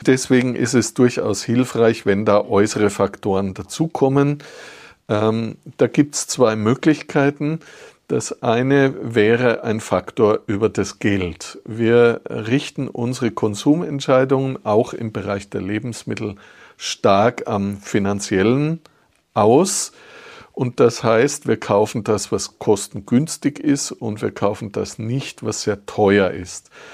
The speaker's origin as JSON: {"language": "German", "country": "Austria", "said": "bei uns in Österreich"}